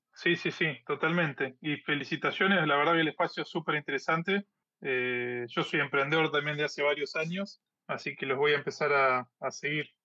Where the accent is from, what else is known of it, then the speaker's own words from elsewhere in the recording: Argentina; soy de Argentina